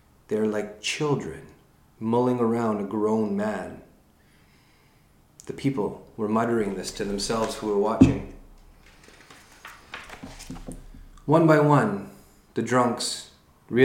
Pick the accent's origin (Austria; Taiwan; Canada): Canada; being Canadian